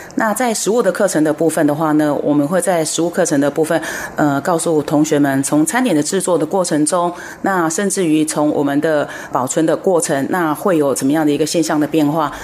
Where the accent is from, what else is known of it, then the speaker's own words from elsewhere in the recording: Taiwan; 我们台湾这边